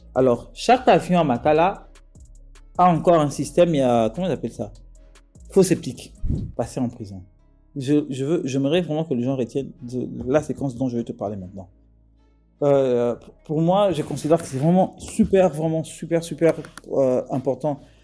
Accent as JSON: {"language": "French", "country": "DR Congo", "said": "les Congolais que nous sommes"}